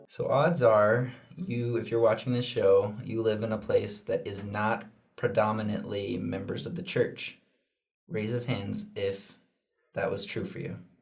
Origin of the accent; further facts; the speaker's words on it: Junction City, Oregon, United States; I grew up in Junction City, Oregon